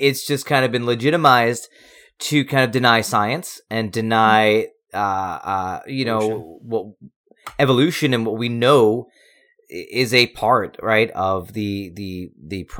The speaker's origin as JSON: {"language": "English", "area": "Long Island", "region": "New York", "country": "United States", "moved": "yes", "lives_now": "North Carolina, United States", "said": "I'm living in North Carolina now, but Mike and Joe, we're all from Long Island"}